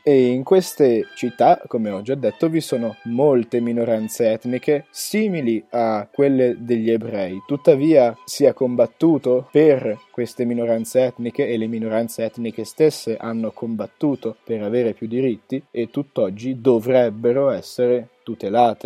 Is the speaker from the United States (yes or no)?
no; Ticino, Switzerland; siamo ticinesi